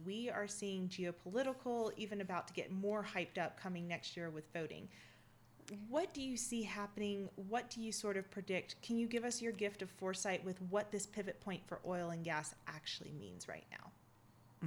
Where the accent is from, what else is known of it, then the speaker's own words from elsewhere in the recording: Mississippi, United States; I'm from Mississippi, and when our crazy gets off the front porch, we cheer it on